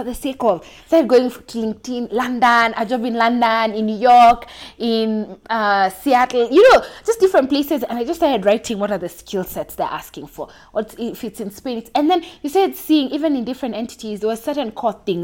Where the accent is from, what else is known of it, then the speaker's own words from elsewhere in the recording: Mombasa, Mombasa County, Kenya; now in Nairobi, Kenya; I'm from Kenya. I grew up in Mombasa, now living in Nairobi.